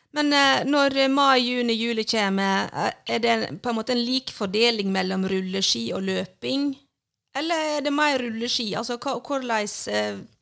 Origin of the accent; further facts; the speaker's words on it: Sandane, Vestland, Norway; hjemme på Sandane, der jeg er ifra